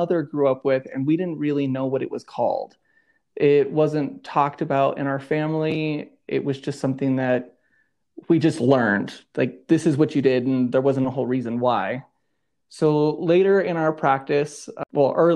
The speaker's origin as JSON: {"language": "English", "country": "United States", "tie": "born or raised there", "moved": "yes", "lives_now": "Denver, United States", "said": "I blend in my traditions that I learned growing up on the Navajo reservation"}